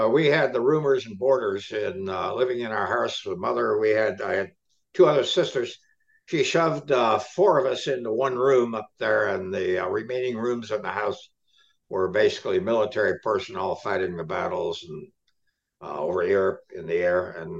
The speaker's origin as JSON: {"language": "English", "region": "Ohio", "country": "United States", "tie": "born or raised there", "said": "Memories of Ohio are very, very, very limited right now, because my father died when I was 7. We lived in the, what do we call, the South End."}